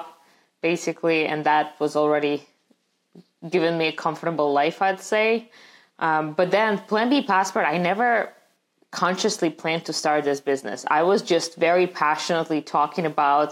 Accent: Russia; English is a second language; moved away as an adult; also born or lived in St. Petersburg; now in United States; growing up in Russia

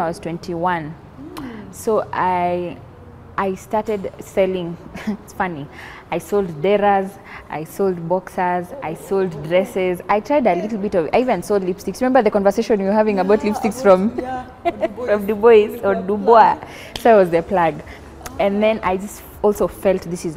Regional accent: Kericho, Kericho County, Kenya; moved away as an adult; now in Nairobi, Kenya; born and bred in Kericho. Sisi ni wale tulikuja Nairobi kusoma and then we took a settle

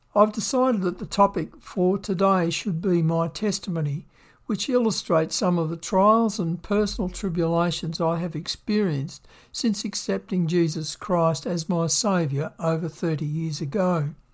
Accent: Victoria, Australia; moved away as an adult; also born or lived in Western Australia; I grew up in Victoria, Australia

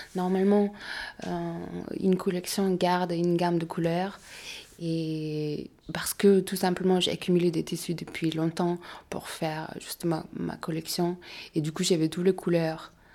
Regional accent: Mongolia; now in Paris, France; je viens de la Mongolie

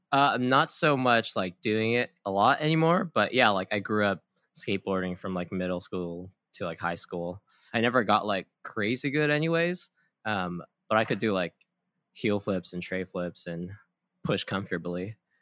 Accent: Kauai, Hawaii, United States; moved away as an adult; also born or lived in San Diego; I was born and raised on Kauai. I moved to San Diego in twenty thirteen for school

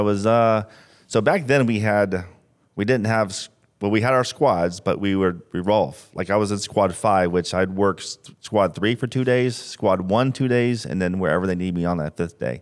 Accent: St. Petersburg, Florida, United States; Born and raised in Saint Pete.

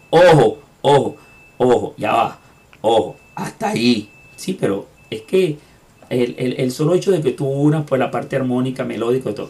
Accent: Venezuela; moved away as an adult; now in Lima, Peru; venezolanos de donde nací, de mi tierra y en la ciudad este, donde estoy pues desde hace unos cuantos años, que es Lima

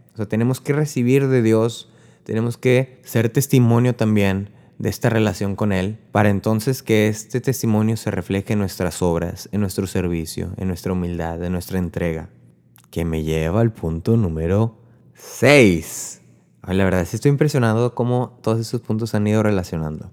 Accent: Río Bravo, Tamaulipas, Mexico; now in Corpus Christi, United States; yo soy de Río Bravo, Tamaulipas, vivo en Corpus Christi, Texas

